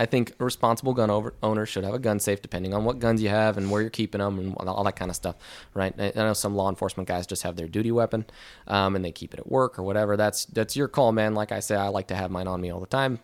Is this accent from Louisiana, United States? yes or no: no; Ventura County, Southern California, United States; moved away as an adult; I grew up in Southern California